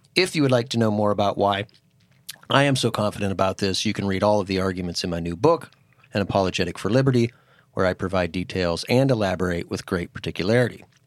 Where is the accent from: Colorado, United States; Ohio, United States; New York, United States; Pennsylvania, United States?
Pennsylvania, United States; Titusville; moved away as an adult; also born or lived in Philadelphia, Pennsylvania; a very small church growing up in Titusville, Pennsylvania. And when I moved to Philadelphia